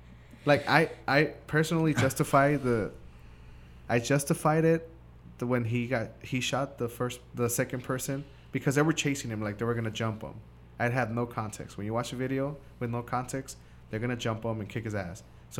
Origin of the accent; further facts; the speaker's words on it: Washington, District of Columbia, United States; Because I say I'm from Washington.